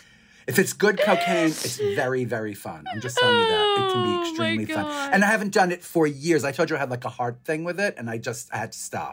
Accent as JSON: {"language": "English", "town": "New York City", "region": "New York", "country": "United States", "said": "as a New Yorker, it's very hard to leave. I'm from here."}